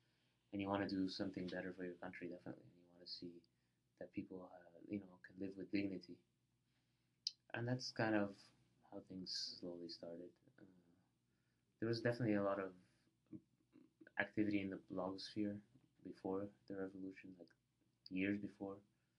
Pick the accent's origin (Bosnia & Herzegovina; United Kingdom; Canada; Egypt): Egypt; the way to school, the pyramids are on the way.